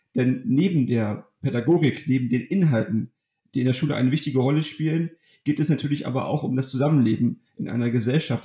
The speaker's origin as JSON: {"language": "German", "country": "Germany", "tie": "born or raised there", "said": "in meiner Heimatstadt in Ottrand"}